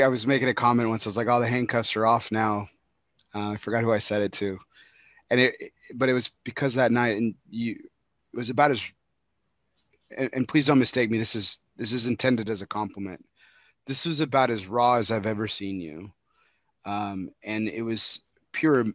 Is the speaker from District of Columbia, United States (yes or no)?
no; Texas, United States; I'm from Texas, the home of beef